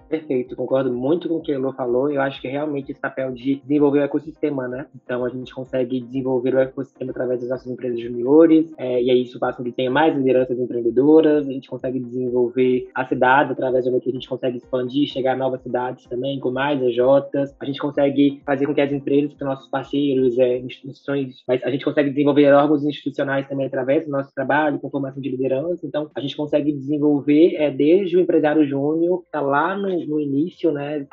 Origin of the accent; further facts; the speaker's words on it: Minas Gerais, Brazil; eu vim, sou de Minas Gerais